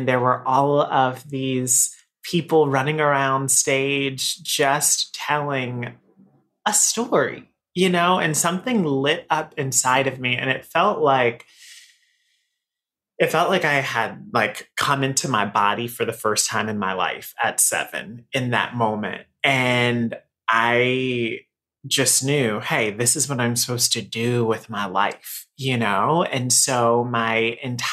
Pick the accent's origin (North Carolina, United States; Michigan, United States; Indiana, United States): North Carolina, United States; Raleigh; moved away as an adult; now in New York, United States; So I am from Raleigh, North Carolina. So I'm a Southern boy, right? So I've lived here in New York for 13 years now.